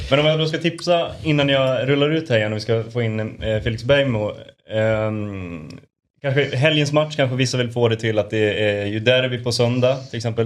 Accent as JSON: {"language": "Swedish", "town": "Borlänge", "region": "Dalarna County", "country": "Sweden", "said": "Jag är från Borlänge."}